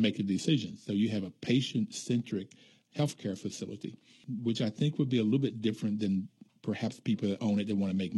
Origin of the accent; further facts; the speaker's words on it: West Virginia, United States; moved away; also born or lived in California; Growing up in West Virginia